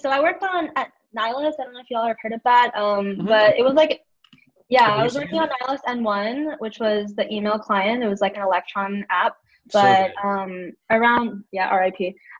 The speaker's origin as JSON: {"language": "English", "town": "Houston", "region": "Texas", "country": "United States", "said": "Houston, Texas."}